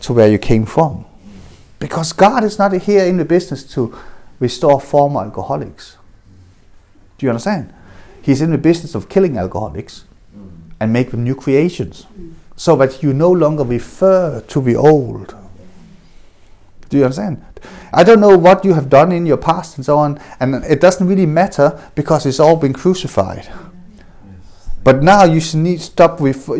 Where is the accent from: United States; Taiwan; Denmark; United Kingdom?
Denmark; I was adopted, I grew up in Denmark